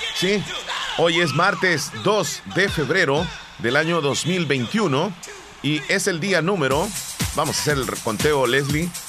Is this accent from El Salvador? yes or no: yes; El Salvador; Así somos los salvadoreños de luchadores, de trabajadores